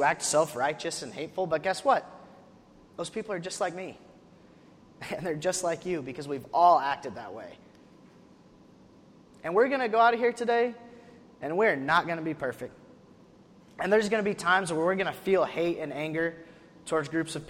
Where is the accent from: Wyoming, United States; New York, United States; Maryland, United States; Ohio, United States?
Wyoming, United States; now in Tennessee, United States; I'm from Wyoming, which is not in the south.